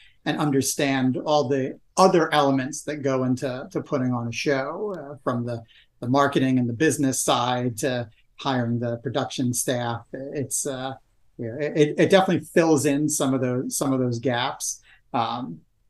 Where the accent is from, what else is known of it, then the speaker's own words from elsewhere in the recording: New Jersey, United States; moved away; I am originally from New Jersey, just outside of New York City